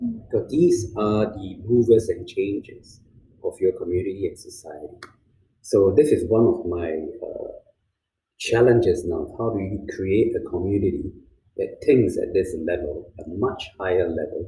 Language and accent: English; China; See, I grew up in China.